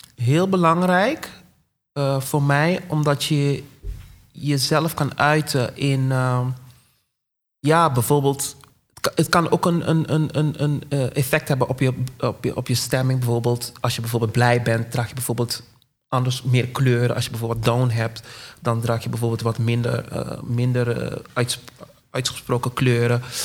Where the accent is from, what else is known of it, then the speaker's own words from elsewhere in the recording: Curaçao; ik kom uit Curaçao